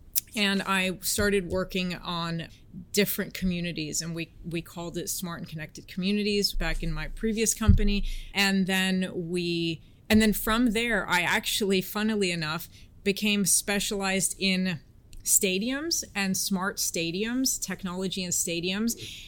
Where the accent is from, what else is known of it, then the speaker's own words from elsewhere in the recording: San Francisco, California, United States; accent: American; also born or lived in Washington, D.C.; Between San Francisco, Washington, D.C., and that was pretty much it, yeah.